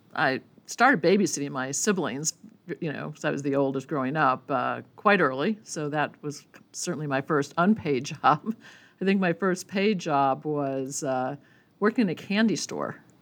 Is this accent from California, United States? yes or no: no; Milwaukee, Wisconsin, United States; moved away as an adult; also born or lived in Berkeley; I grew up, uh, born and bred in Milwaukee, Wisconsin